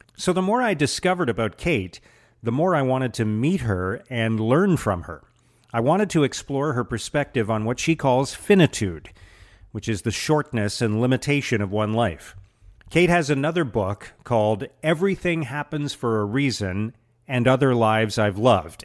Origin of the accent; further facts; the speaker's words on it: Canada; now in Ottawa, Canada; I'm Canadian too